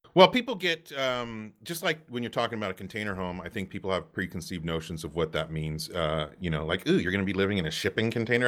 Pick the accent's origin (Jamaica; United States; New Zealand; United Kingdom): United States; Santa Cruz, California; moved away; I grew up in Santa Cruz, California.